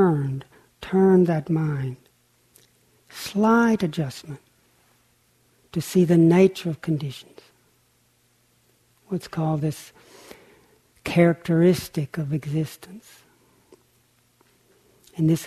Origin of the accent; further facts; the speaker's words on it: Lake Chickamauga, Tennessee, United States; I grew up on Lake Chickamauga in Tennessee